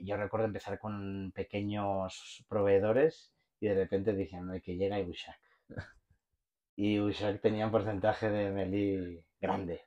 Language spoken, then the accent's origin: Spanish; Barcelona, Catalonia, Spain; moved away; also born or lived in Mexico; por mi acento se debe de notar, soy eh, soy de Barcelona